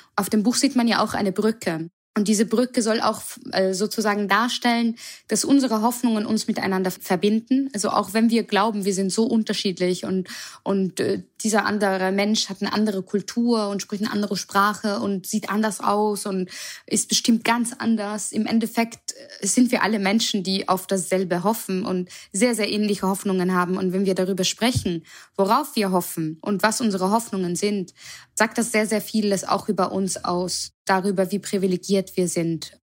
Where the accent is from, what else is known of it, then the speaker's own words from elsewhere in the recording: Vienna, Austria; moved away as an adult; also born or lived in Germany / Berlin; now in Mainz, Germany; weil ich auch gebürtige Wienerin bin